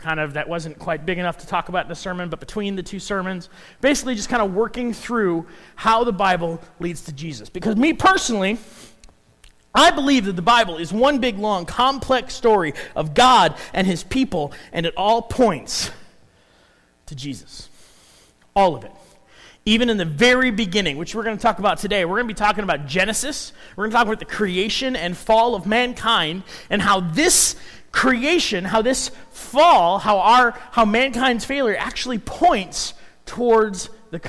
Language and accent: English; Chicago, Illinois, United States; also born or lived in Minnesota; now in Council Bluffs, United States; I grew up in Chicago. I moved from there to Minnesota.